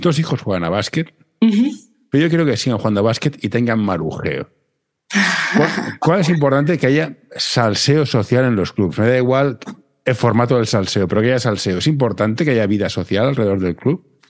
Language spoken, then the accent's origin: Spanish; Barcelona, Catalonia, Spain; yo soy de Barcelona